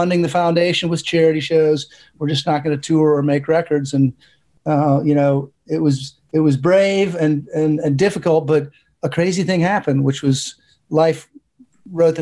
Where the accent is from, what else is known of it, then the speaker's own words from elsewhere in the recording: Chicago, Illinois, United States; Chicago, my hometown